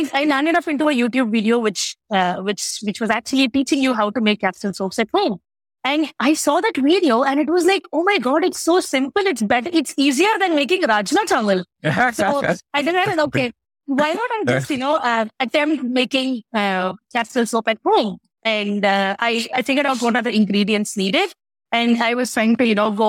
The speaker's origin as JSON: {"language": "English", "town": "Chennai", "region": "Tamil Nadu", "country": "India", "tie": "born or raised there", "also_born_or_lived": "Delhi", "moved": "as an adult", "said": "I'm from Chennai, southern part of India, born, brought up Chennai."}